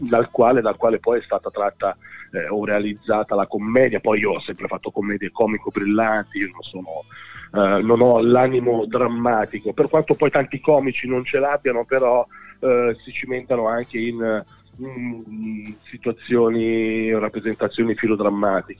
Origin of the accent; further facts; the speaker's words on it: Busto Arsizio, Lombardy, Italy; Io sono nato a Busarsiccio, sì, sono nato settentrionale, mentre papà e mamma sono di un paese in provincia di Palermo